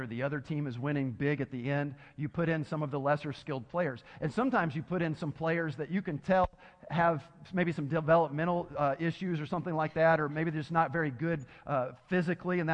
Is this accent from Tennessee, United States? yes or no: yes; Tennessee, United States; I'm from Tennessee, so my education isn't the best when it comes to English